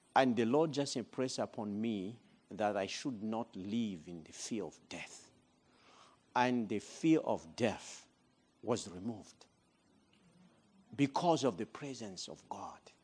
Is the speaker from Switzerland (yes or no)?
no; Madagascar; moved away as an adult; also born or lived in Democratic Republic of the Congo; I'm originally from Madagascar. but I left that country in nineteen ninety-five